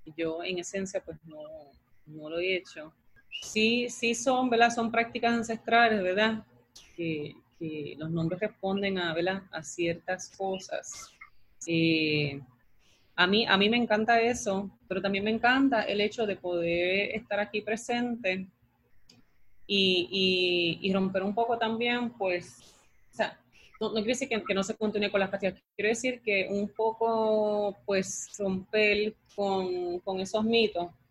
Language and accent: Spanish; Lares, Puerto Rico; yo soy del área y me crié y nací en LARE